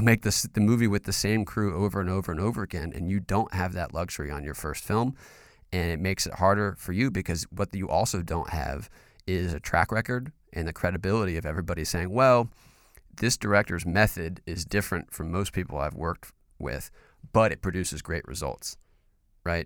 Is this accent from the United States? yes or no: yes; North Carolina, United States; I'm from North Carolina.